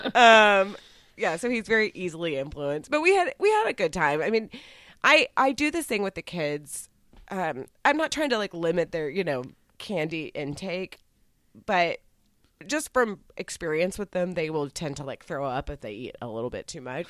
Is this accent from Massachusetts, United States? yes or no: no; Texas, United States; I'm from Texas